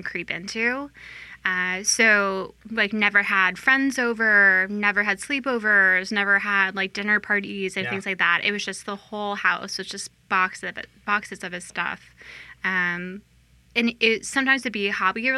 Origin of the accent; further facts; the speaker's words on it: San Antonio, Texas, United States; moved away as an adult; also born or lived in Syracuse / Pittsburgh; I am born and raised San Antonio, Texas